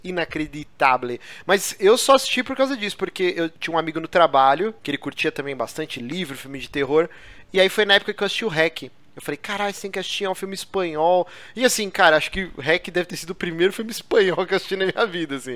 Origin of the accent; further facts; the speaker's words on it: Brazil; eu não sou espanhol, cara, eu sou brasileiro